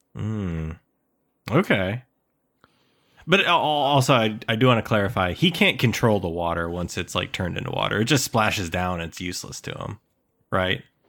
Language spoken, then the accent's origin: English; Midwest, United States; born or raised there